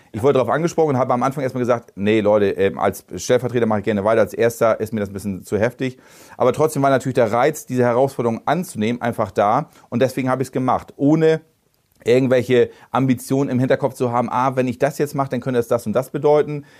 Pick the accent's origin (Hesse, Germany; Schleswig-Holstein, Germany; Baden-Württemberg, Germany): Schleswig-Holstein, Germany; Bredstedt; Ich kenne die Stadt, ich bin in Bredsche groß geworden